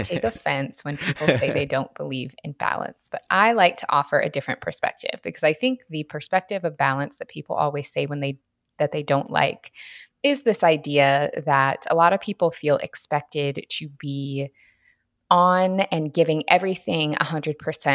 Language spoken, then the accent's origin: English; Washington, United States; now in Southern California, United States; I am based in Southern California now, but I'm actually from Washington State originally.